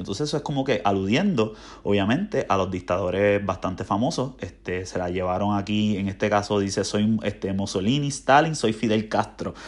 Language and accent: Spanish; Puerto Rico; moved away as an adult; now in United States; yo siento que extraño, o sea, en mi tierra a Puerto Rico, a la isla